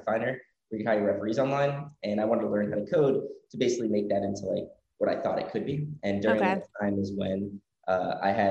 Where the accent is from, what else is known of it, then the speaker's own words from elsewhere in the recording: Miami, Florida, United States; moved away as an adult; I grew up in Miami, Florida, till I was 18